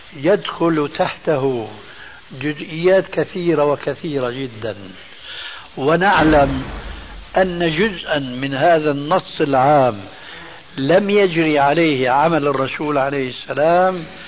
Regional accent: Syria; عندنا في الشام

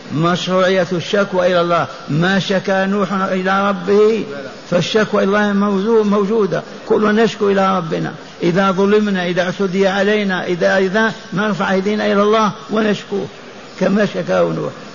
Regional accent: Lioua, Biskra Province, Algeria; في قريتي التي ولدت فيها وعشت فيها

